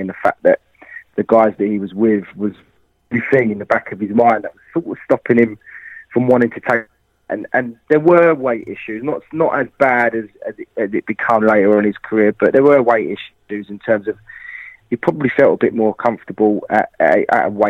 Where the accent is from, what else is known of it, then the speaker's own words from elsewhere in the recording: London, United Kingdom; Being a Londoner